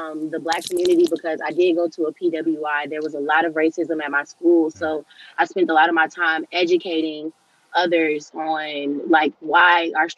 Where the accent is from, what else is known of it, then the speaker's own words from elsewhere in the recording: Georgia, United States; also born or lived in Cleveland, Ohio; I'm originally from Cleveland, Ohio, but I've been in Georgia my whole life. So yeah, I guess I'm from Georgia